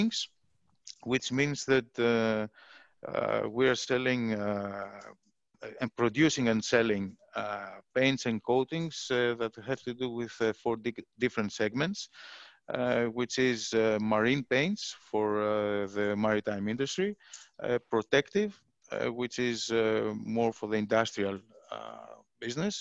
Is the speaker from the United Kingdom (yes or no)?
no; Greece; moved away as an adult; now in Philippines; I'm from Greece